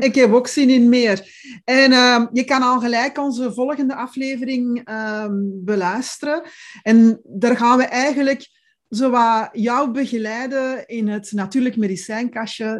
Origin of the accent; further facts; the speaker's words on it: Belgium; accent: Belgian; now in Zeeland, Netherlands; klink ik Belgisch, want ik ben Belgisch.